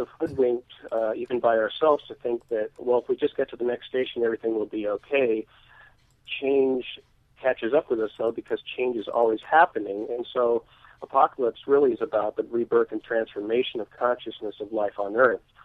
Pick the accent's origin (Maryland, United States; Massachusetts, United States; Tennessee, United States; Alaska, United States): Alaska, United States; my hometown in Alaska